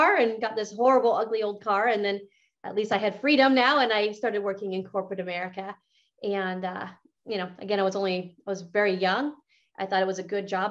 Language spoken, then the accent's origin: English; Montana, United States; also born or lived in California; growing up in Montana. I was very poor.